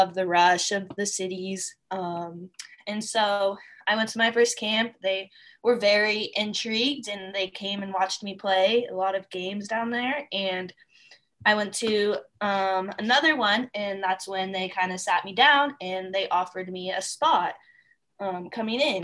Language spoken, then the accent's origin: English; Sacramento, California, United States; I'm from Sacramento, California.